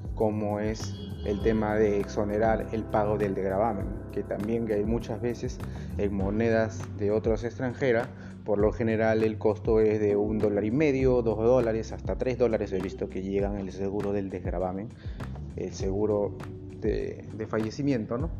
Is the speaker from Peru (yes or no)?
yes; Peru; yo soy de Perú